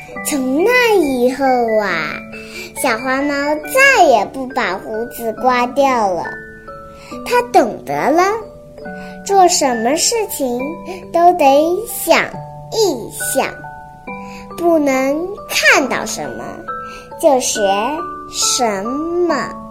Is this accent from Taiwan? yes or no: no; Hong Kong; ，今年四岁，我来自于香港。